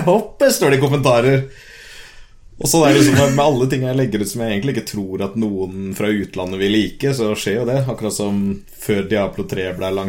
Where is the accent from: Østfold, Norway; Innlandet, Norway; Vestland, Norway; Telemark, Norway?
Østfold, Norway; Moss; now in Sarpsborg, Norway; Nei, jeg vokste opp i Moss, eh, der jeg egentlig bodde hele livet fram til jeg flytta til Sarpsborg nå